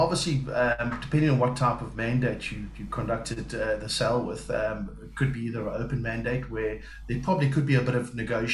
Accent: South Africa; accent: South African; moved away as an adult; now in United Kingdom; I am definitely South African. I know that from birth. I've been living in the UK around about 3 years

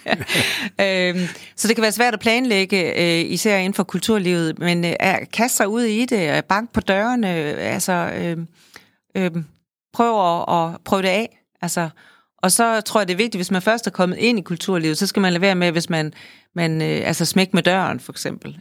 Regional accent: Holstebro, Central Denmark Region, Denmark; jeg er født i Holstebro, som er en kulturby, stadigvæk er en kulturby

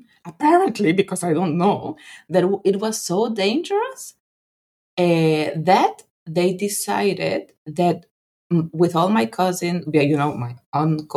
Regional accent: Guatemala; moved away as an adult; also born or lived in Netherlands / Thailand; now in Washington DC, United States; I loved growing up in Guatemala

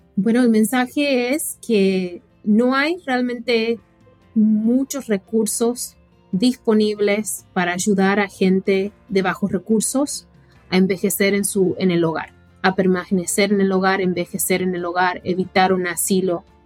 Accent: Argentina; now in United States; yo crecí en Argentina

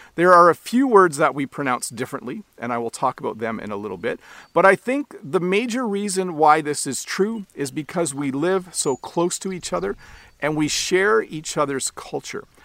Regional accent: Canada; accent: Canadian English; as a Canadian

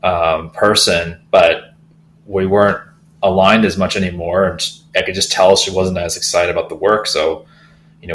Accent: Silicon Valley, California, United States; I grew up in Silicon Valley

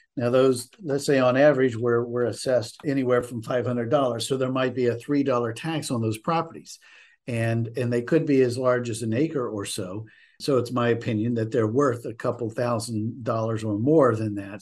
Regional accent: West Virginia, United States; moved away as an adult; also born or lived in New England; now in Gloucester County, United States; my home state of West Virginia

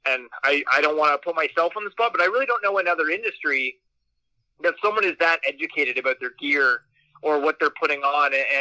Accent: Peterborough, Ontario, Canada; I grew up in Peterborough

